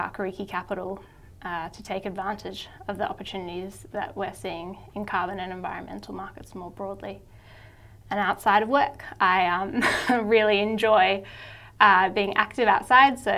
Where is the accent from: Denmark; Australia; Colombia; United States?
Australia; Sydney, New South Wales; also born or lived in Wellington, New Zealand; I grew up in Sydney and went to school here, and then I went back to New Zealand for university where my family's from